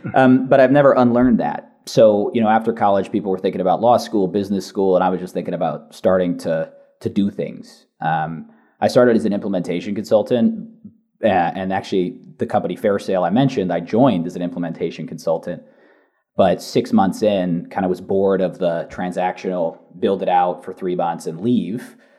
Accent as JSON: {"language": "English", "area": "San Francisco Bay Area", "region": "California", "country": "United States", "tie": "born or raised there", "also_born_or_lived": "Boston", "accent": "Californian", "moved": "as an adult", "lives_now": "London, United Kingdom", "said": "My accent is from California. I grew up in the San Francisco Bay Area."}